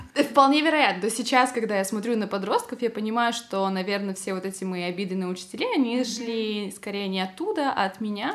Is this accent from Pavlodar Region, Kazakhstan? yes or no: yes; Pavlodar, Pavlodar Region, Kazakhstan; born or raised there; moved away as an adult; also born or lived in Karaganda, Kazakhstan / Tomsk, Russia / Voronezh, Russia